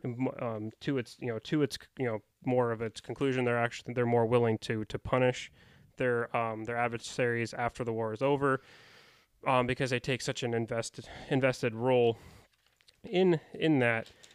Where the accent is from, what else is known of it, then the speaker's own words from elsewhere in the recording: United States; I would identify as an American